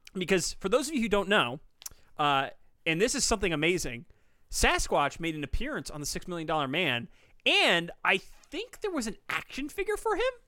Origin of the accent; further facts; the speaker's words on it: United States; I'm an American